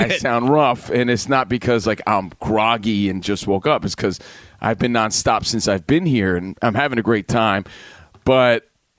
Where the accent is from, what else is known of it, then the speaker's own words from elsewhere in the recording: Union, New Jersey, United States; I'm from Union, New Jersey, so this is how things go here.